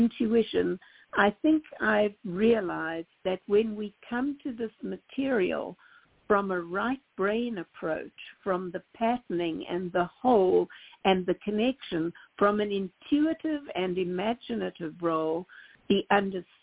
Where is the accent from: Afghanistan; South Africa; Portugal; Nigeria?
South Africa; moved away; When I grew up in South Africa in the 50s and 60s